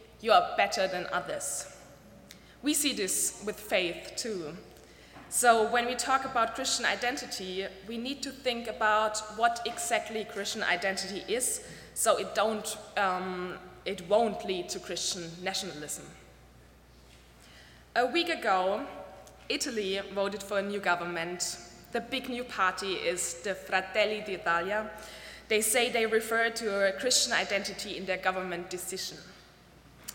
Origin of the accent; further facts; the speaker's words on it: Germany; I'm from Germany, and I and the generation of my parents, we were raised not to be proud being German